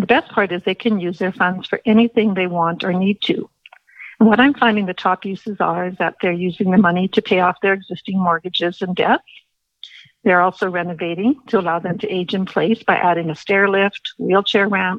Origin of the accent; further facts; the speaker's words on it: Winnipeg, Manitoba, Canada; moved away as an adult; now in Calgary, Canada; I am a former Winnipeg. I was born and raised in Manitoba and a graduate of the University of Manitoba